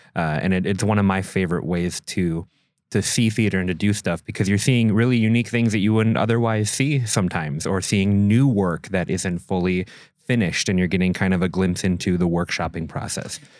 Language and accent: English; Minnesota, United States; moved away; I'm from Minnesota